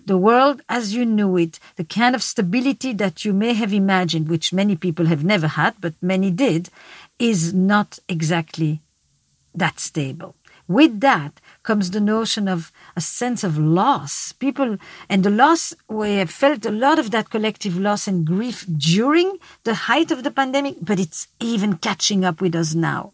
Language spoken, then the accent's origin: English; Belgium; I'm from Belgium